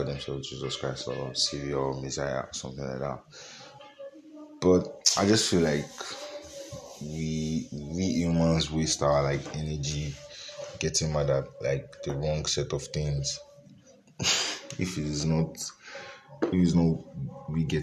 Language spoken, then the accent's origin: English; Nigeria; As a Nigerian